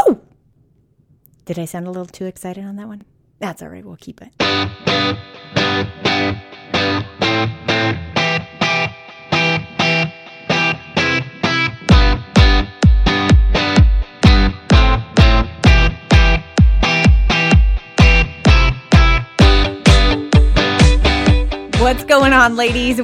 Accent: Arizona, United States; moved away; I grew up in Arizona in like the Southwest, so I'm like a desert baby who now lives like in the beaches

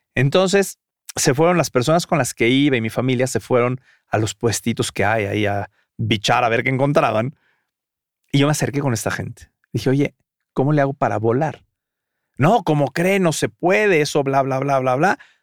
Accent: Mexico; siendo mexicano jamás haya visto a los voladores de Papantla en vivo

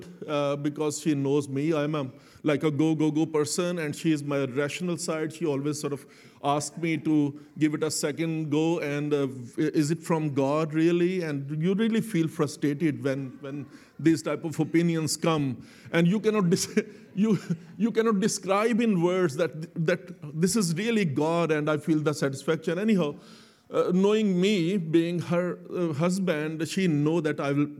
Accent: Lahore, Punjab, Pakistan; Both me and Selena, we were born and brought up in Pakistan, in Lahore

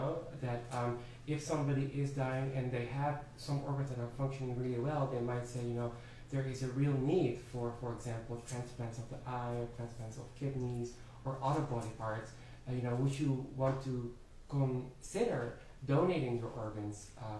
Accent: Netherlands; moved away; I have attachment to my home country, Holland. I remember the streets there very fondly

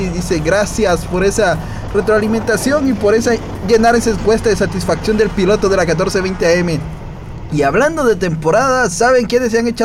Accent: Guatemala; sentir orgulloso como guatemalteco.

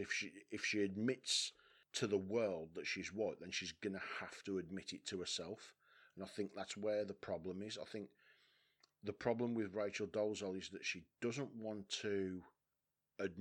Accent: West Bromwich, West Midlands, United Kingdom; I'm from West Brom. West Brom's a culturally diverse town.

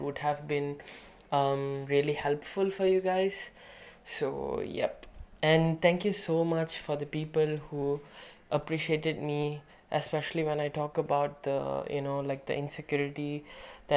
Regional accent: Malaysia; being a Malaysian Indian kid

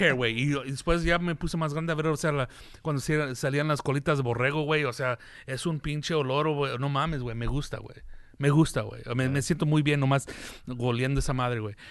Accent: United States; Aquí, aquí, aquí nací, güey. Aquí crecí

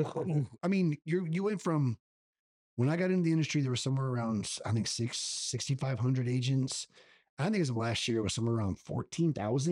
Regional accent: La Vernia, Texas, United States; I'm partners in a gym in my hometown of Lavernia where I currently live

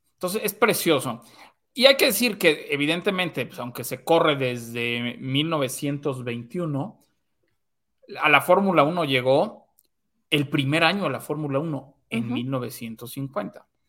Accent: Mexico

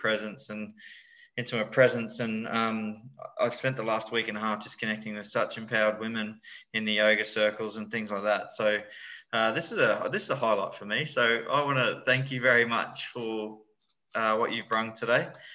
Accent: Lockyer Valley, Queensland, Australia; where I grew up in the Lockyer Valley

